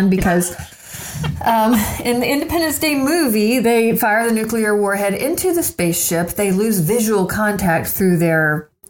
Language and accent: English; Houston, Texas, United States; also born or lived in Jersey Village, Texas; now in Austin, United States; the first to strike, of course, was my hometown